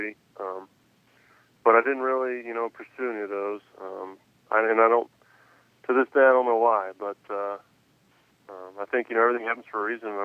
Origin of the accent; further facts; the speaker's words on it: Clarksville, Tennessee, United States; the team from my hometown.